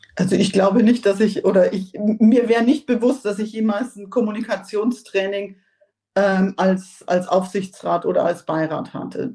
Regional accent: Germany; als, als Deutsche

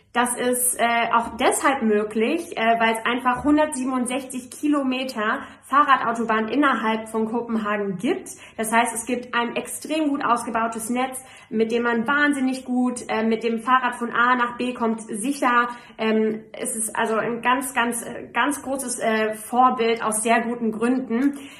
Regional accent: Frankfurt, Hesse, Germany; als Frankfurterin

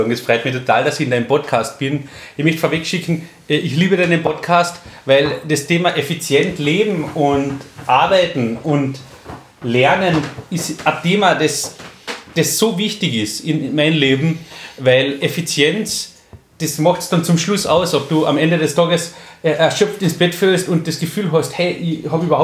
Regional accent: Köstenberg, Carinthia, Austria; ich bin 39 Jahre alt, gebürtiger Kärntner, komme aus Köstenberg, wenn das wer kennt, wunderschöne Gegend in Kärnten.

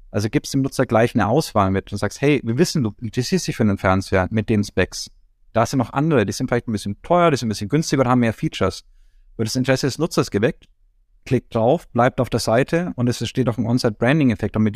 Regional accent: Nuremberg, Bavaria, Germany; Ich meine, ich komme zwar aus Nürnberg, was nicht kein Kuhdorf ganz ist, aber äh, nein, aber Nürnberg ist ja auch doch eher ländlich geprägt, noch die Stadtteile und sowas. Und ich in meinem Stadtteil Ziegelstein

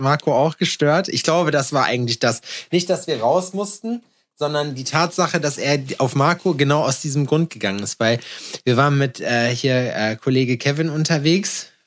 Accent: Jena, Thuringia, Germany; ich aus Jena

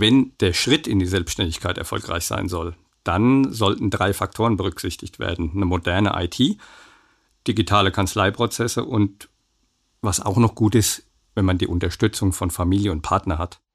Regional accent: Aschaffenburg, Bavaria, Germany; moved away; Dort ist nicht nur meine alte Heimat

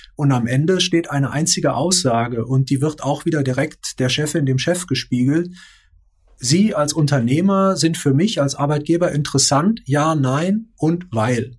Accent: Rhineland, Germany; Ich bin ja selbst auch Rheinländer

